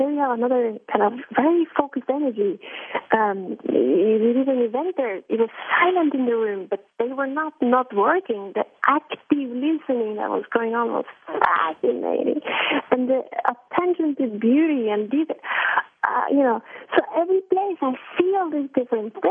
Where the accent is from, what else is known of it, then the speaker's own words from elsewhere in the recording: Norway; I come from Norway, so it's a country with very egalitarian society